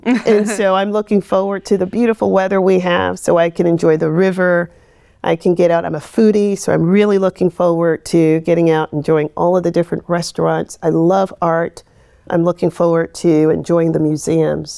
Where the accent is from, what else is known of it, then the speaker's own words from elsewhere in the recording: Midwest, United States; moved away as an adult; also born or lived in Rochester, New York / Indiana / South Carolina; I come from the Midwest, and what I consider is the salt of the earth people